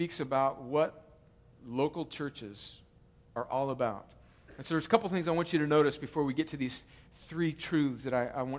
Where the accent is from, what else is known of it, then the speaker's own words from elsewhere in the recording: United States; I'm an American